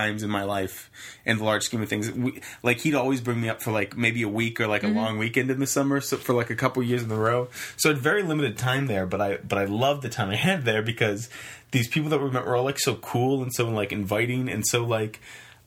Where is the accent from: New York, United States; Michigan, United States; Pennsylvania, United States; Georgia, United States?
Pennsylvania, United States; Pittsburgh; we're from Pittsburgh